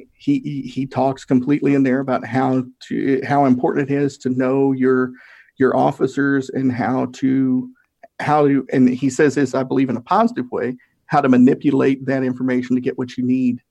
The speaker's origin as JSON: {"language": "English", "region": "Tennessee", "country": "United States", "said": "I'm from Tennessee. We have a lot of weird sayings"}